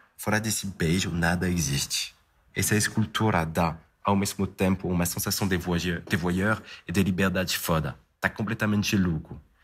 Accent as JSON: {"language": "Portuguese", "town": "Paris", "region": "Île-de-France", "country": "France", "tie": "born or raised there", "moved": "yes", "said": "como francês nascido né, em Paris"}